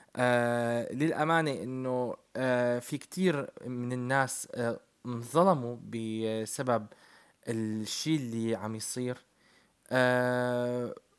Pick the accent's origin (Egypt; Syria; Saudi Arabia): Syria; now in Turkey; أنا من سوريا